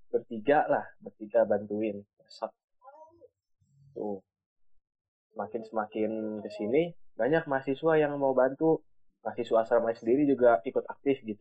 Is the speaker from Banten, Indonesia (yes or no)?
yes; South Tangerang, Banten, Indonesia; Tangerang Selatan.